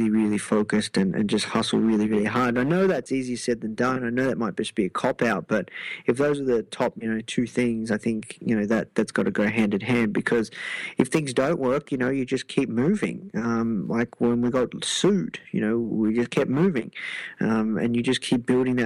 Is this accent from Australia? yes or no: yes; Melbourne, Victoria, Australia; I'm from Melbourne